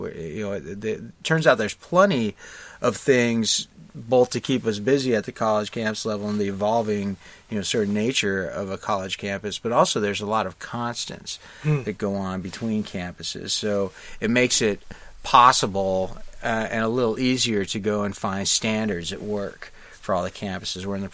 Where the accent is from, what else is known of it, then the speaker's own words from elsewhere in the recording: Lincoln, Nebraska, United States; now in Los Angeles, United States; I grew up in Lincoln, Nebraska